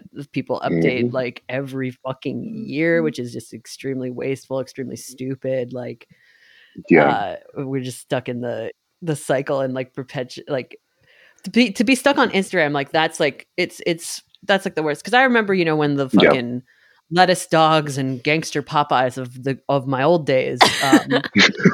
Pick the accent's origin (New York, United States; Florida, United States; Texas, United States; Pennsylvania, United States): New York, United States; growing up in New York and being able to go